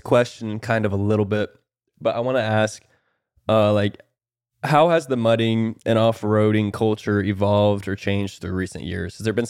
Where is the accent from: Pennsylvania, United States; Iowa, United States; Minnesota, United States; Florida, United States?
Iowa, United States; I'm from Iowa, bro.